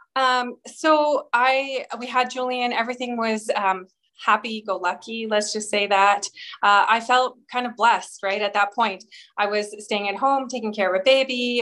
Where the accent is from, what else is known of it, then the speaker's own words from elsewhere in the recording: Edmonton, Alberta, Canada; now in Calgary, Canada; I grew up in Edmonton, Alberta, but moved to Calgary when I was 18